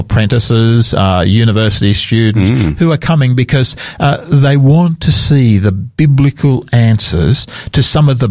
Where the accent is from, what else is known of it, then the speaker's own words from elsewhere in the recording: Sydney, New South Wales, Australia; I'm a New South Welshman myself. I grew up in Sydney